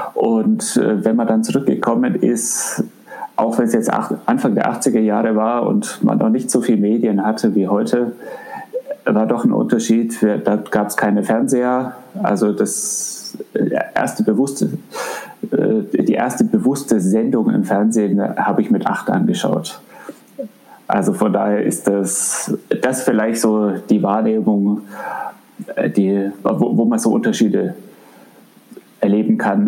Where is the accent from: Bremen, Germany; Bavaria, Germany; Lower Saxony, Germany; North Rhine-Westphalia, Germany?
Bavaria, Germany; Augsburg; also born or lived in Africa / Düsseldorf; wir sind dann äh, zurückgekommen nach Augsburg, ähm, wobei ich davor nie in Augsburg war und äh, habe dann hier den letzten Teil meiner Grundschule und die Schullaufbahn gemacht